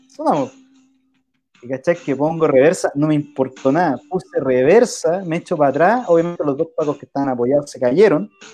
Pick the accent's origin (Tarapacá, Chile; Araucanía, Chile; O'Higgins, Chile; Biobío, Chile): O'Higgins, Chile; Rancagua; also born or lived in Santiago; yo crecí muchos años, mi infancia, en la casa de mi abuelo en Rancagua